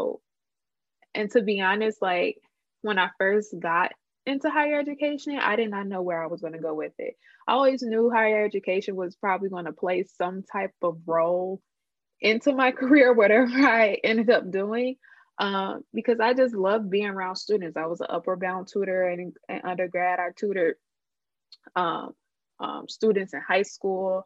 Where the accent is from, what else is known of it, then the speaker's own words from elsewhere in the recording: Chicago, Illinois, United States; also born or lived in Georgia; I'm from Chicago and I went to undergrad in Georgia. So a part of me choosing Loyola was because I wanted to come back home